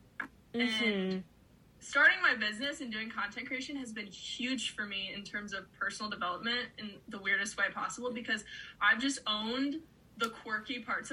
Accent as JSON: {"language": "English", "country": "United States", "tie": "born or raised there", "said": "I grew up on Lake Erie, so I've always loved, my family had a boat growing up, so I've always loved being on the water."}